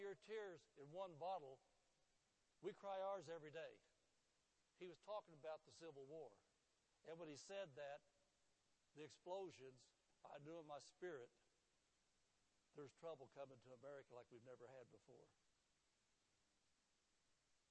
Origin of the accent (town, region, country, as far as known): Indianapolis, Indiana, United States; born or raised there; moved away